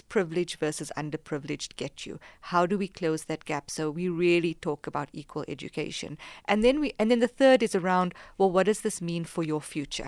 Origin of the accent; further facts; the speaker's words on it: South Africa; moved away as an adult; I'm South African. Proudly South African. It's in my heart, in my blood, in everything. And I'm not just South African, I'm African